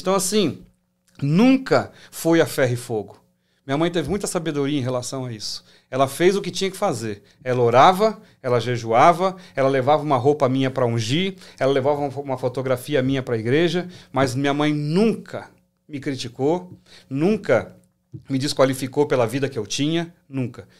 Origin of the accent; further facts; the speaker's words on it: São Paulo, Brazil; also born or lived in Assis Chateaubriand, Paraná; Eu sou paranaense, sou nascido em Assis Chateaubriand, mas criado em São Paulo